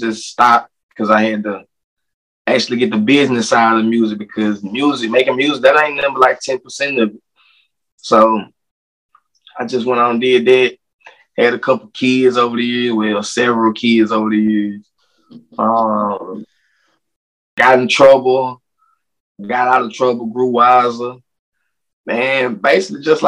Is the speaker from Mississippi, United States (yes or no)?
yes; Minnehaha, Mississippi, United States; I'm from Minnehaha. Like, that's the country that's more down south.